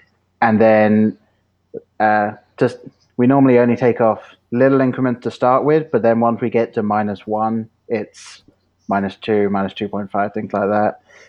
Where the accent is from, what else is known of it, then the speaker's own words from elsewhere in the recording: England, United Kingdom; now in Ohio, United States; I'm from England